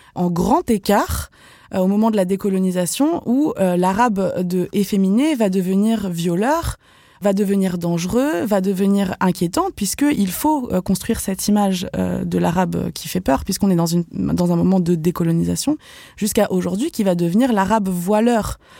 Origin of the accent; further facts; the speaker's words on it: Vendée, Pays de la Loire, France; moved away; also born or lived in Algeria; j'ai grandi en Vendée